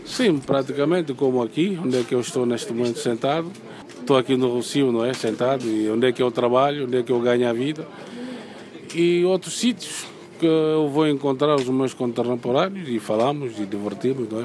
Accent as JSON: {"language": "Portuguese", "town": "Bissau", "country": "Guinea-Bissau", "tie": "born or raised there", "moved": "yes", "said": "o meu país de origem"}